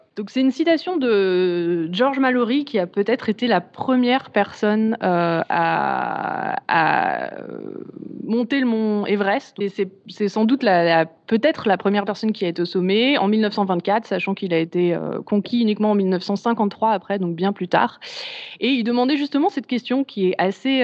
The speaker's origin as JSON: {"language": "French", "town": "Chamonix", "region": "Auvergne-Rhône-Alpes", "country": "France", "said": "chez moi à Chamonix"}